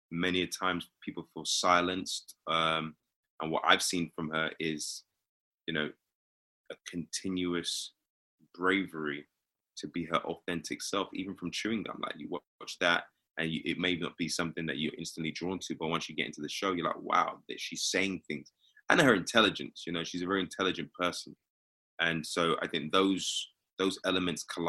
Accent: London, United Kingdom; accent: British; moved away as an adult; now in United States; I'm from here

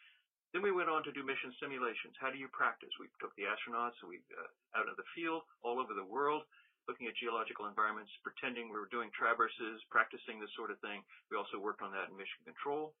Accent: Washington, District of Columbia, United States; I grew up in Washington, D.C. I was a young high school student at the time

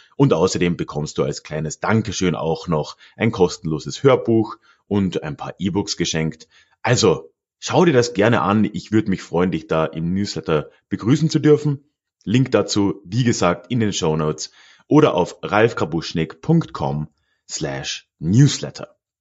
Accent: Freising, Bavaria, Germany; moved away as an adult; now in Munich, Germany; meiner alten Heimatstadt Freising

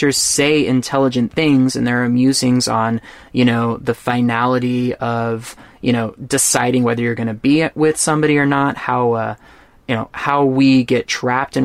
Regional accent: Texas, United States; I'm from Texas

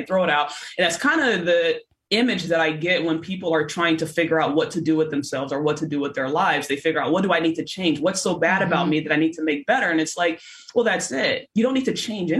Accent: Los Angeles, California, United States; I'm from Los Angeles

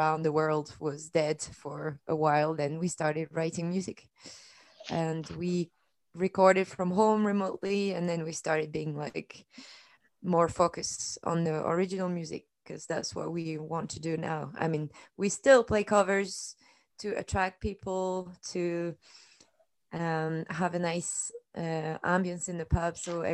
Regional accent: France; moved away as an adult; now in Edinburgh, United Kingdom; I come from France. I've been here 5 years almost

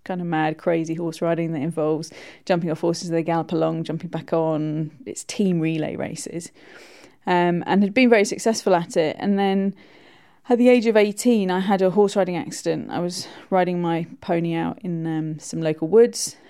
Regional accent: Buckinghamshire, South East England, United Kingdom; I grew up in Buckinghamshire

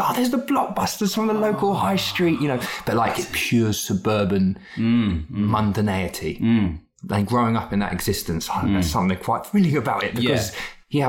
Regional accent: Edgware, London, United Kingdom; I grew up in Edgware, aka the edge of nowhere.

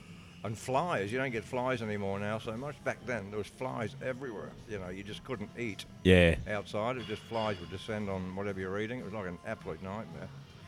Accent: Congleton, North West England, United Kingdom; born there; moved away; I was born in a place called Congleton, which is up in the Midlands of England.

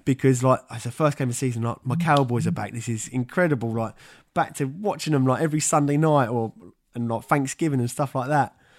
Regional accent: England, United Kingdom; born or raised there

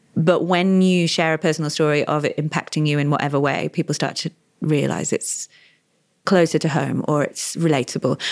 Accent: Australia; I'm Australian.

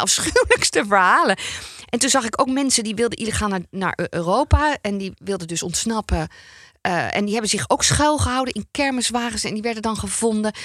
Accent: North Brabant, Netherlands; ik kom ook uit Brabant

